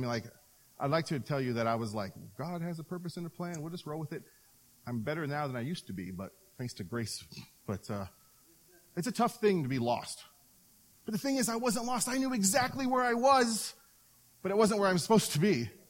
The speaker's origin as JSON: {"language": "English", "town": "Seattle", "region": "Washington", "country": "United States", "moved": "yes", "said": "But I am from Seattle, so I'm a Mariners fan"}